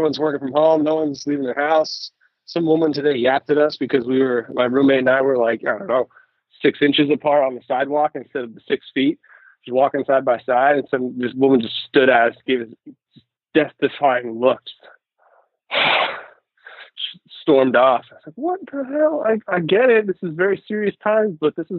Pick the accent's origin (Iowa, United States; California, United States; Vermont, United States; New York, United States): Vermont, United States; moved away as an adult; also born or lived in Oregon; now in Portland, United States; I'm from Vermont originally. So I came out here to go to the U of O and stuck around